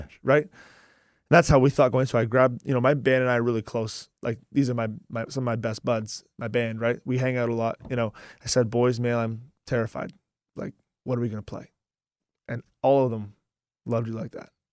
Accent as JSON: {"language": "English", "town": "Ajax", "region": "Ontario", "country": "Canada", "said": "And I'm from Ajax, which is like twenty minutes from"}